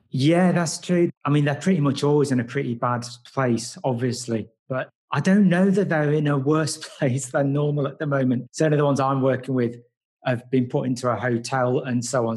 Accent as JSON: {"language": "English", "town": "Nottingham", "region": "East Midlands", "country": "United Kingdom", "also_born_or_lived": "Padmaloka", "said": "I'm from Nottingham. I've only been back in Nottingham actually for about six months"}